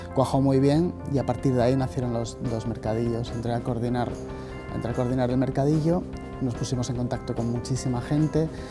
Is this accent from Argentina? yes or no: no; Gijón, Asturias, Spain; Soy de Gijón, nací en Jove